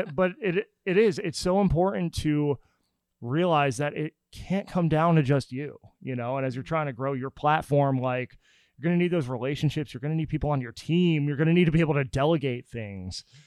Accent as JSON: {"language": "English", "region": "New Jersey", "country": "United States", "also_born_or_lived": "Pennsylvania", "moved": "yes", "lives_now": "Nashville, United States", "said": "I'm from New Jersey"}